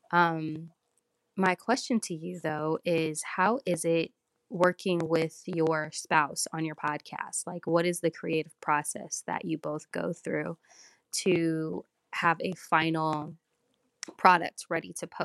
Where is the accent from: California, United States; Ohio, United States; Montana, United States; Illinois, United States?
California, United States; I am from California.